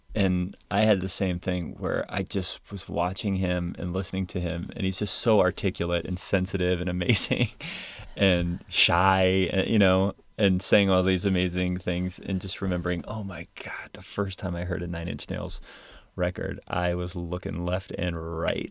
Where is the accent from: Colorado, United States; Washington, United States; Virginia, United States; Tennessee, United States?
Virginia, United States; moved away; We only had a few snows like that in Virginia